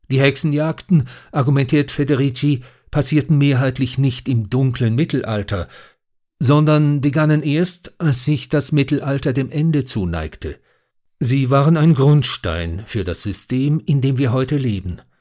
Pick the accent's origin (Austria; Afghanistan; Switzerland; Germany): Switzerland; in der Annahme, dass ich als Schweizer Experte für die Schweiz sei